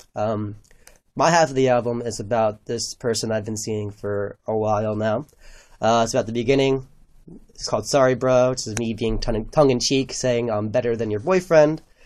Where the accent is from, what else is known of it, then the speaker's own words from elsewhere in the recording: New Brunswick, New Jersey, United States; we're both from New Brunswick.